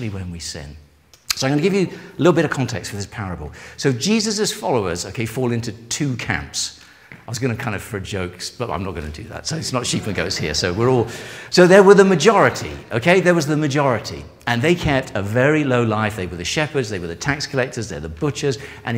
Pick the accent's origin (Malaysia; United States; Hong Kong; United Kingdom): United Kingdom; England; I am English